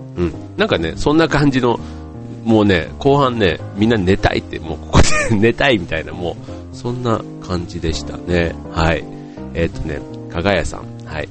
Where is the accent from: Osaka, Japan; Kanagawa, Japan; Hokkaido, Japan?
Osaka, Japan; moved away; 僕もあの、出身がというか、あの、実家が大阪にあるんでね